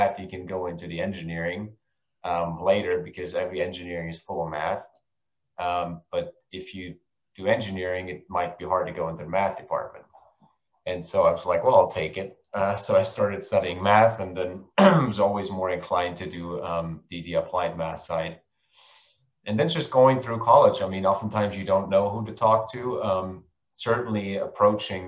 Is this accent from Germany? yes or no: yes; Germany; moved away; I hail from Germany